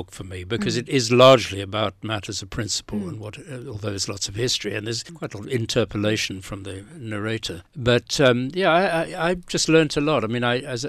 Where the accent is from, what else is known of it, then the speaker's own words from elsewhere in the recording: South Africa; when I came from South Africa, I didn't really, in South Africa, the alternatives were to be part of the ANC